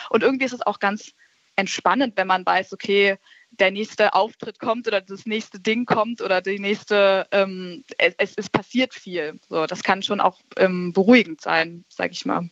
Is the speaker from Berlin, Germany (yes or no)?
yes; Berlin, Germany; ich bin ja in Berlin aufgewachsen